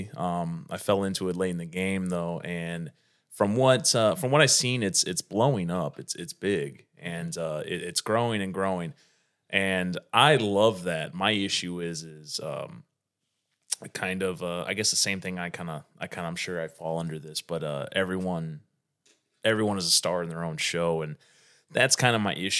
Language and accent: English; northern Indiana, United States; I'm from north of Indiana, which is right outside Chicago